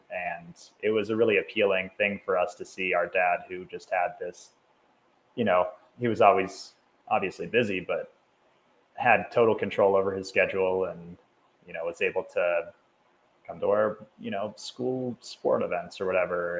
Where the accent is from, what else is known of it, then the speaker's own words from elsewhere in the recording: Cincinnati, Ohio, United States; now in Denver, United States; Grew up in the suburbs of Cincinnati, Ohio